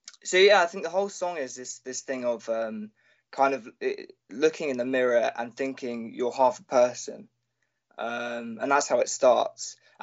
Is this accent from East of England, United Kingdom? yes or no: no; London, United Kingdom; I'm an artist from South London.